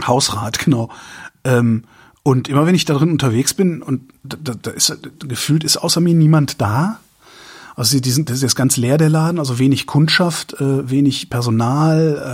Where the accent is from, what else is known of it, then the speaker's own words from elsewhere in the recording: Erftstadt, North Rhine-Westphalia, Germany; also born or lived in Tempelhof, Berlin; now in Berlin, Germany; bei uns in Erftstadt, also wo, wo ich wo ich zur Schule gegangen bin